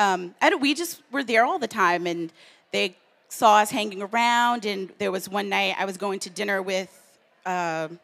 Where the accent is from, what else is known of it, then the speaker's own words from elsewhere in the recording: the South, United States; now in New York, United States; I grew up in the South